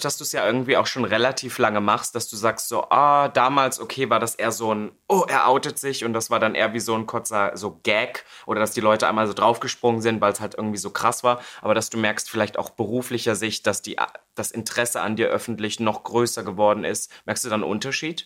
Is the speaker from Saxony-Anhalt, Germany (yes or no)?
yes; Halle, Saxony-Anhalt, Germany; in der Stadt, wo ich aufgewachsen bin, Halle Saale